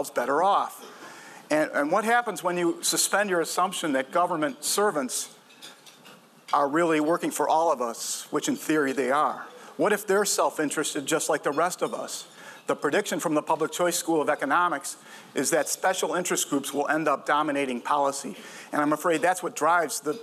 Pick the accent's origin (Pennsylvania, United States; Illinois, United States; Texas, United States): Illinois, United States; Chicago; I grew up in the Chicago area